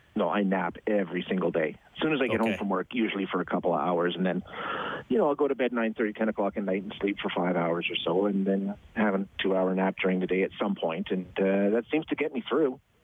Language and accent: English; Edmonton, Alberta, Canada; I born and raised in Edmonton